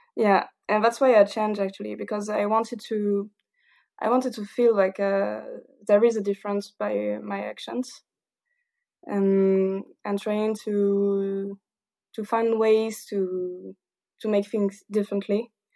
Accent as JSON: {"language": "English", "region": "south of France", "country": "France", "also_born_or_lived": "Paris", "second_language": "English", "said": "I'm not quite from Paris, but from the south of France, so maybe my accent is quite dif-, is a little bit different"}